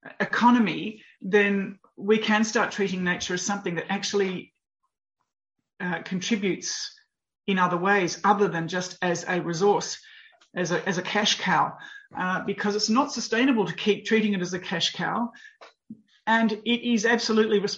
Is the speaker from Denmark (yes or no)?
no; Australia; I grew up in Australia